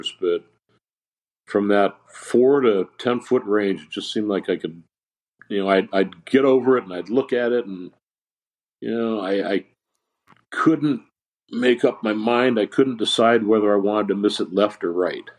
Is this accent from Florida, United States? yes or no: no; San Diego, California, United States; also born or lived in Los Angeles; Growing up in San Diego, going to school in LA, living in LA for quite a while